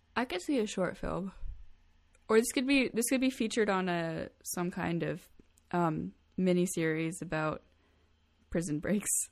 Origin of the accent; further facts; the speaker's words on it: United States; I'm extremely lucky to be born here, to be born to a first world country